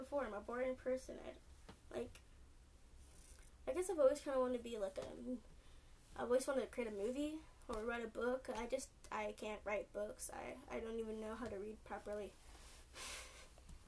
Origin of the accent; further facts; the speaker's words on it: California, United States; I'm from California